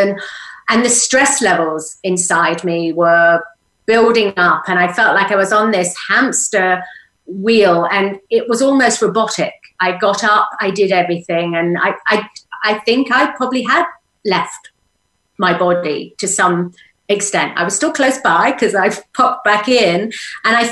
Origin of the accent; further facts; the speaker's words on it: England, United Kingdom; moved away as an adult; now in Sedona, United States; I had to let go of England to settle in here